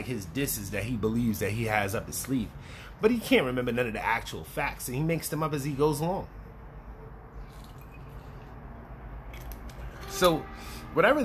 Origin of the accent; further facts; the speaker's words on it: New York City, New York, United States; I'm from the Bronx.